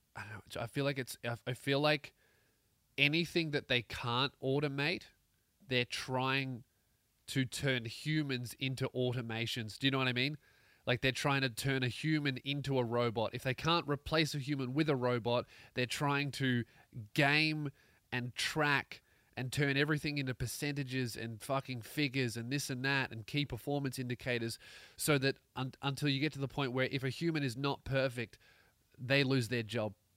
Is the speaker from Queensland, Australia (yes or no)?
no; Melbourne, Victoria, Australia; born or raised there